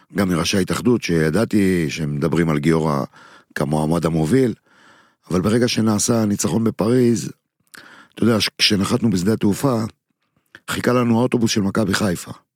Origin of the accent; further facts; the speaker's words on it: Netanya, Central District, Israel; בעיר שאני גדלתי בה בנתניה